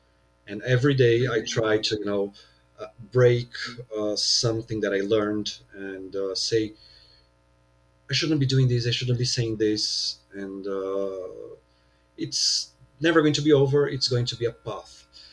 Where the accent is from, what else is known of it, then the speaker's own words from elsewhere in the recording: São Paulo, Brazil; here in São Paulo, my hometown